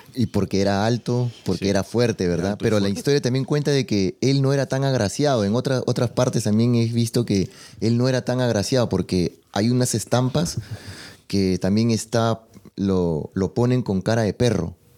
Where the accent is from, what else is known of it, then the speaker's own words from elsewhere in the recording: Peru; yo que soy de Perú